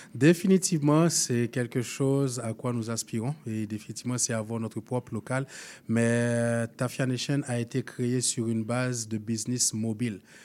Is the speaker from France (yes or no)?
no; Haiti; moved away as an adult; now in Canada; Je viens d'Haïti.